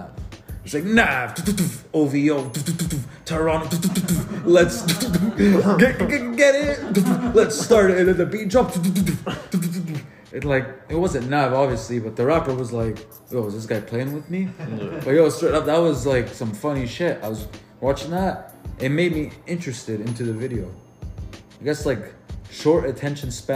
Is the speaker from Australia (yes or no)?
no; Lebanon; I'm Lebanese